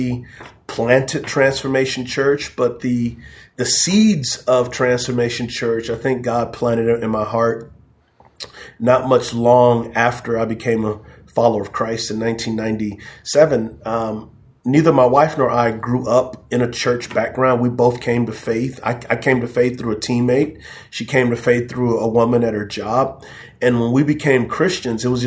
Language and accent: English; San Antonio, Texas, United States; also born or lived in Charlotte area; now in Charlotte, United States; I am from San Antonio, Texas. Yes, so I'm a Texan